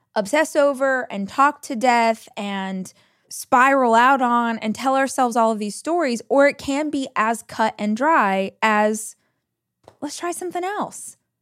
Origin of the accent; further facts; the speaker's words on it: Southern California, United States; moved away as an adult; now in Austin, United States; I moved from Southern California, where I had lived my entire life, to Austin, Texas.